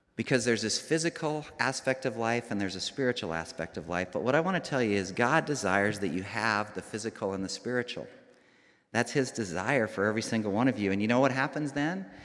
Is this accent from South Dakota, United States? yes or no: yes; Rapid City, South Dakota, United States; I grew up here, I grew up in Rapid City.